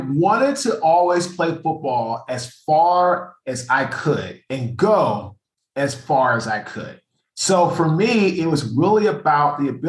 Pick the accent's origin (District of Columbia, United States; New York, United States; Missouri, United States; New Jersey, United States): District of Columbia, United States; Washington; I'm from Washington, D.C., went to St. John's College High School in Northwest D.C.